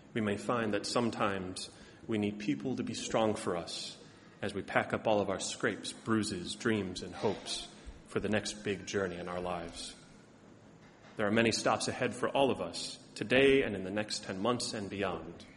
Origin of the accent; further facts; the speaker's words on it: Chicago, Illinois, United States; moved away as an adult; also born or lived in Ohio / Massachusetts; now in Boston, United States; as a good Southside Chicagoan that I am